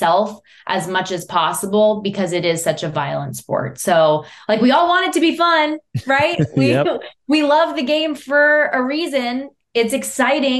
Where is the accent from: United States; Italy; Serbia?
United States; Las Vegas, Nevada; moved away as an adult; my hometown